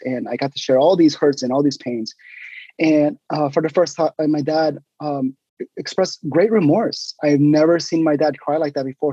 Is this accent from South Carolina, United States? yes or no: no; Sugar Land, Texas, United States; moved away as an adult; now in Hayward, United States; most of my life was spent in in Houston, uh, in a suburb of Houston called Sugarland